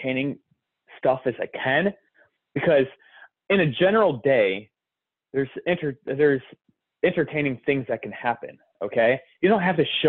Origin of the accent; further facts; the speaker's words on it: Detroit, Michigan, United States; I'm from Detroit